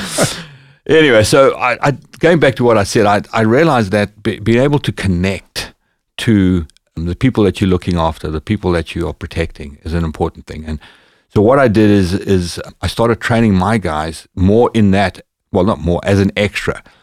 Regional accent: Bulawayo, Zimbabwe; moved away; my hometown, which was in the south of Zimbabwe, called Bulawayo.

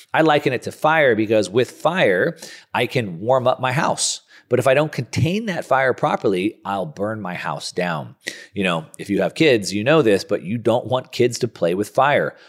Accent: Southern California, United States; I'm a surfer from Southern California

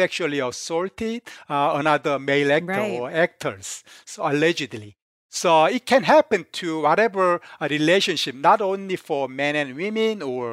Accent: South Korea; now in United States; I came from Korea.

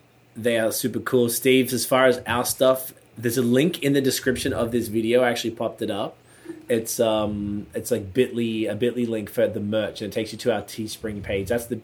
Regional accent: Australia; now in Canada; Him and I are musicians. We're both rappers as well. We moved to Canada from Australia.

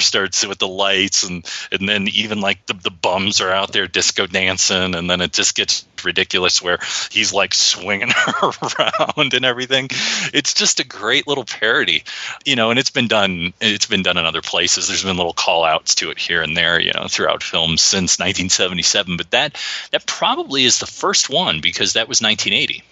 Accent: Detroit, Michigan, United States; born or raised there

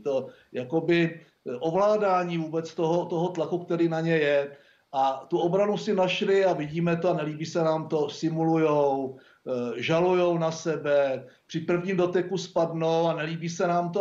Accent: Czechia; jako Češi

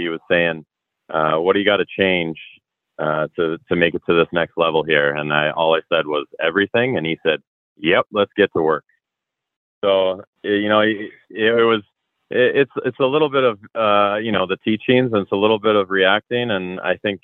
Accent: Toronto, Ontario, Canada; growing up in the Toronto area

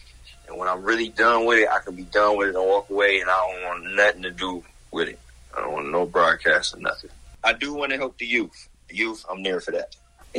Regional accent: Boston, Massachusetts, United States; I came from Boston. It's cold right now. I love the weather out here.

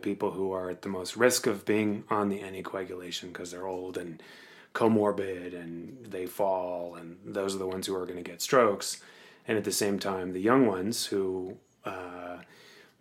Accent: Cape Cod, Massachusetts, United States; now in Colorado, United States; I'm from Cape Cod

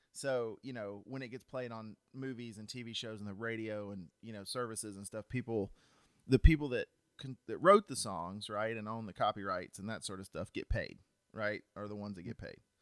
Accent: Cartersville, Georgia, United States; I am from Cartersville, Georgia

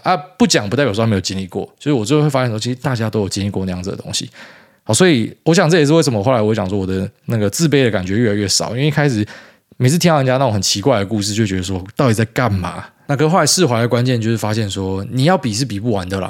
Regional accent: Taiwan; 其实我们台湾人买房子啊

